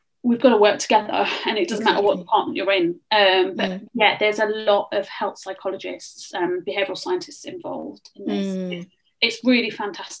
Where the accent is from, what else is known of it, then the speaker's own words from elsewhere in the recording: Birmingham, West Midlands, United Kingdom; moved away as an adult; also born or lived in Loughborough; now in London, United Kingdom; I'm originally not from London, so there is a slight accent there. I'm from the Midlands.